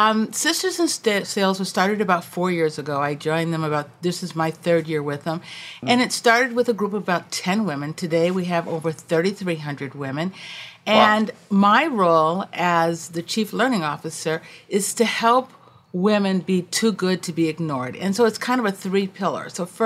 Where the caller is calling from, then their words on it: Washington, District of Columbia, United States; I am joining you from Washington, D.C.